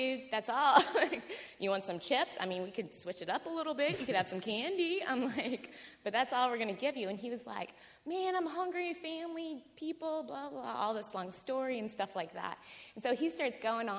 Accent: New Orleans, Louisiana, United States; I'm from New Orleans.

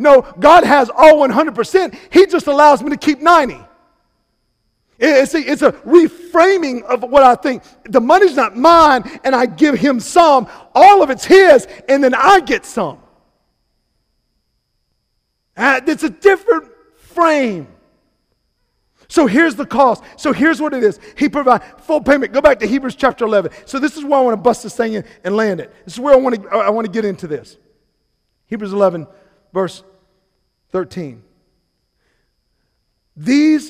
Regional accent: Salisbury, North Carolina, United States; moved away as an adult; now in Charleston, United States; I am from Salisbury, North Carolina

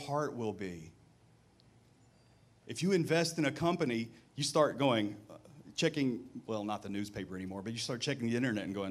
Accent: Mississippi, United States; moved away; to the South where I grew up in Mississippi

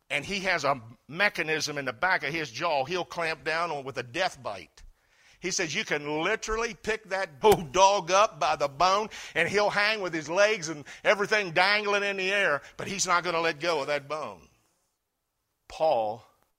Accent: United States; as an American citizen

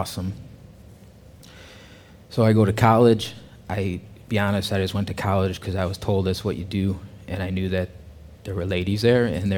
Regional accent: Chicago, Illinois, United States; moved away as an adult; now in Fayetteville, United States; I'm originally from the Chicagoland area. Growing up in the Chicagoland area

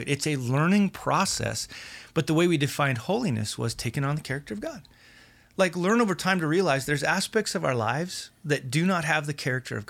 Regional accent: Wyoming, United States; I'm from Wyoming.

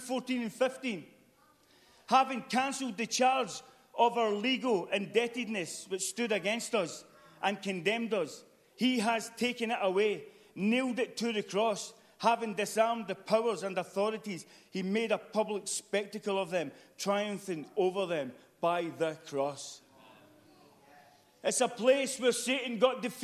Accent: United Kingdom

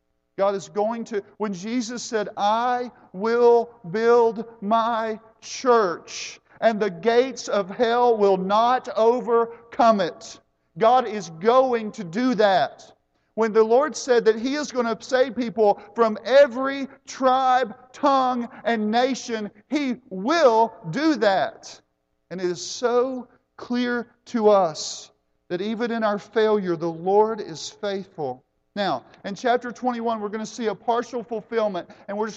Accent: United States; I am an American

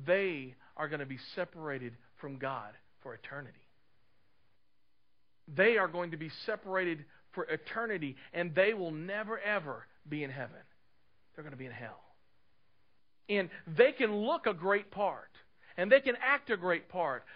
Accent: Clarksville, United States; moved away as an adult; also born or lived in Dallas, Texas; I grew up in Clarksville, lived here all of my life, left in 93

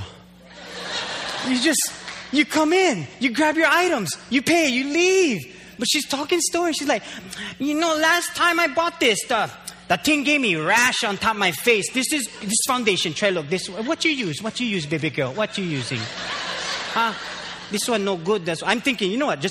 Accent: Waimanalo, Hawaii, United States; now in Hilo, United States; I grew up there. I grew up in Waimanalo

